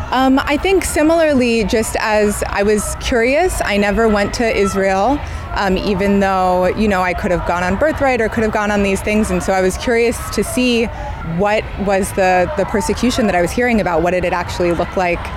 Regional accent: Samoa; also born or lived in Tonga; Yeah, so uh, I'm from Samoa and Tonga.

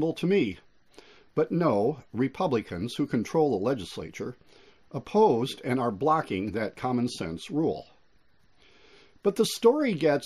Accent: Illinois, United States; I'm from Illinois

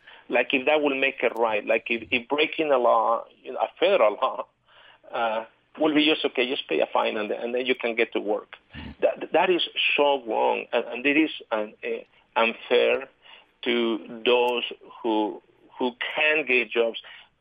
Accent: Mexico City, Mexico; moved away as an adult; now in Utah, United States; I was born and raised in Mexico City

